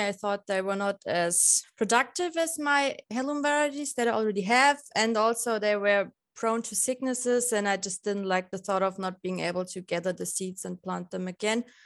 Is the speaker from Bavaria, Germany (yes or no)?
yes; Lower Bavaria, Germany; now in Passau, Germany; I'm from Lower Bavaria